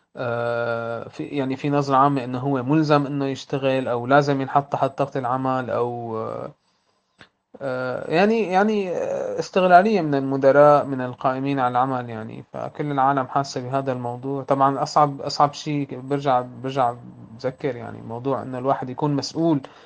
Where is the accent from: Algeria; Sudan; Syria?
Syria; أنا كسوري